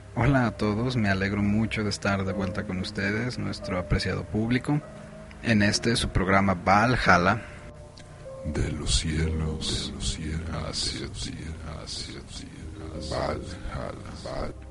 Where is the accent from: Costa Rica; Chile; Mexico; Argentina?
Mexico; now in Guadalajara, Mexico; como mexicanos que somos, como la nación que somos